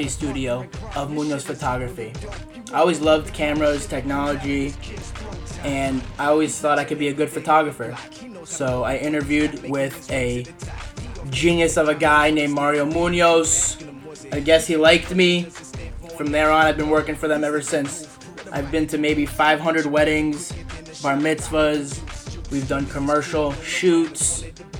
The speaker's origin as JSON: {"language": "English", "town": "Coral Springs", "region": "Florida", "country": "United States", "tie": "born or raised there", "said": "I was born in Coral Springs, Florida"}